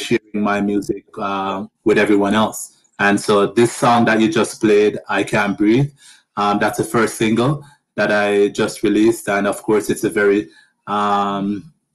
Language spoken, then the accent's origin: English; Jamaica; moved away as an adult; also born or lived in United States; now in Canada; But I'm originally from Jamaica.